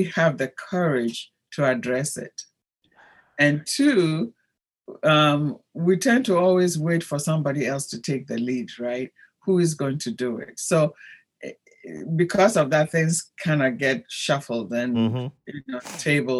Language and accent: English; Ghana; moved away as an adult; also born or lived in Rome, Italy; my home country, Ghana